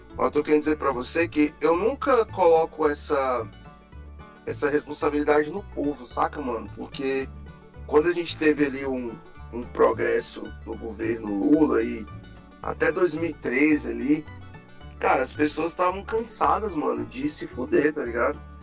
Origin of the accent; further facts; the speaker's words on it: Brasília, Federal District, Brazil; Eu, eu nasci e fui criado na QNL, Taguatinga